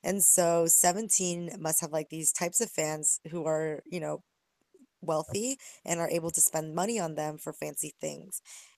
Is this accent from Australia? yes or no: no; South Korea; now in United States; And I'm from Korea, and I think everybody already owns a gun, and we have open carry laws in the States.